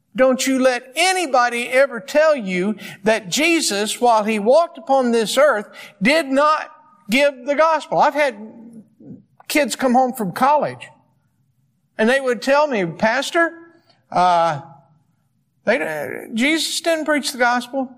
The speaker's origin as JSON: {"language": "English", "region": "East Coast", "country": "United States", "moved": "yes", "said": "I'm from the East Coast"}